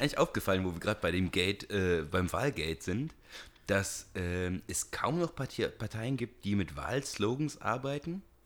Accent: Siegerland, North Rhine-Westphalia, Germany; moved away; Ich komme aus dem Siegerland

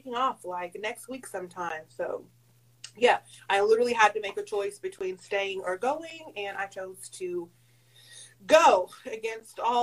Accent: Charleston, South Carolina, United States; I am from Charleston, South Carolina

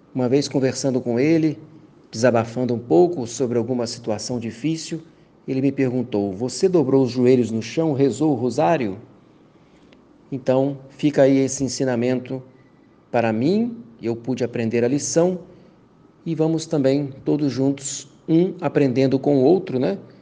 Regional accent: Bom Jesus, Brazil; moved away; Estou em Bom Jesus, na minha cidade natal

